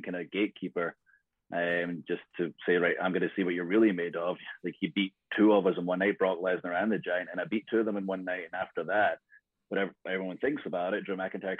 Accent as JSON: {"language": "English", "region": "Scotland", "country": "United Kingdom", "said": "I'm Scottish"}